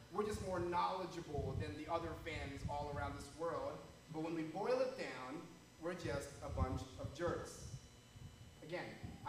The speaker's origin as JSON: {"language": "English", "town": "Philadelphia", "region": "Pennsylvania", "country": "United States", "tie": "born or raised there", "said": "I was born in Philadelphia. I was raised in Philadelphia"}